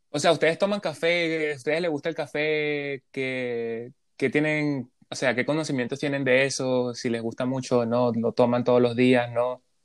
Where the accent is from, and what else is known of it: Venezuela; now in Canada